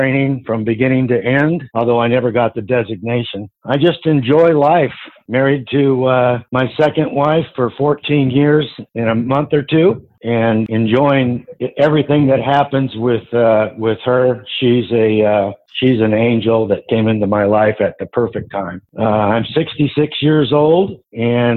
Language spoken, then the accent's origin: English; Southern California, United States; also born or lived in San Diego; Grew up in Southern California my whole life.